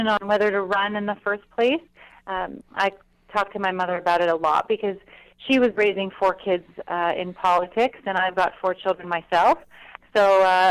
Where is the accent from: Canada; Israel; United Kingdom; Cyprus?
Canada; Ottawa, Ontario; growing up in Ottawa with my parents involved